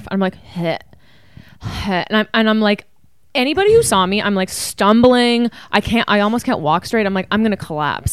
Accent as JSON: {"language": "English", "country": "Canada", "said": "We are Canadian"}